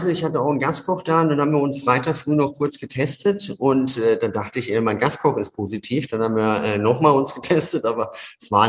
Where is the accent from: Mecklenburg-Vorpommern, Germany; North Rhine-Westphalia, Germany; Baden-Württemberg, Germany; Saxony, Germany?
Baden-Württemberg, Germany; Wertheim; Ja, das ist das Wertheim in Franken